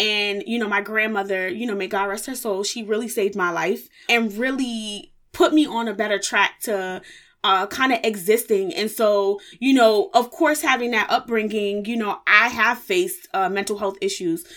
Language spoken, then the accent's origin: English; New York City, New York, United States; I was born and raised in the Bronx, New York